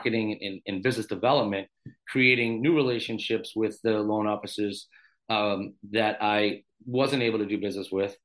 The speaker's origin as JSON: {"language": "English", "town": "Randolph", "region": "Massachusetts", "country": "United States", "tie": "born or raised there", "said": "friends of mine that I grew up with in Randolph, Massachusetts, a South Shore guy"}